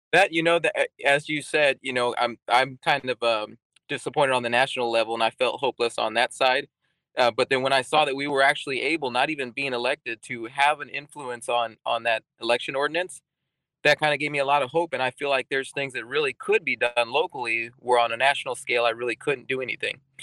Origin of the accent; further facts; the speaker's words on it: Texas, United States; moved away as an adult; also born or lived in England; now in Alaska, United States; I grew up in Texas